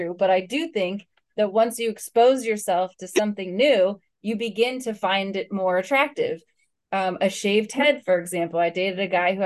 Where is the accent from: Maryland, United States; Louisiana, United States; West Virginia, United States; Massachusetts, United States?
West Virginia, United States; now in Florida, United States; I grew up in West Virginia.